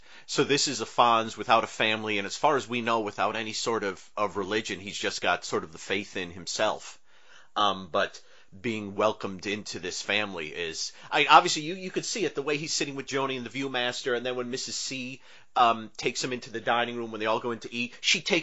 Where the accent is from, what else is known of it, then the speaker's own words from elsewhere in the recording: Northeast, United States; I grew up in the Northeast